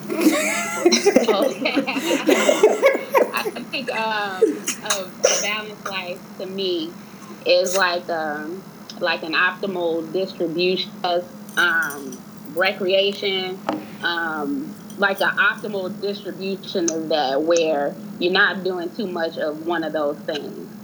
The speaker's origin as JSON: {"language": "English", "town": "Chicago", "region": "Illinois", "country": "United States", "said": "I am from Chicago, Illinois"}